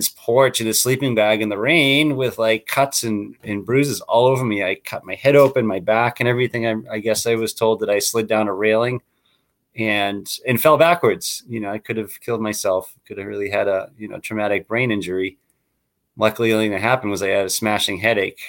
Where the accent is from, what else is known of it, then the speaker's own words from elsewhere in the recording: Waltham, Massachusetts, United States; now in Chandler, United States; I grew up in Waltham, Massachusetts, in a community